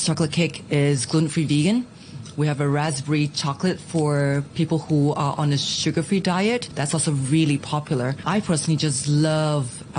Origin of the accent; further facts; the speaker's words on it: Singapore; moved away as an adult; now in Hong Kong; Being Singaporean, Southeast Asians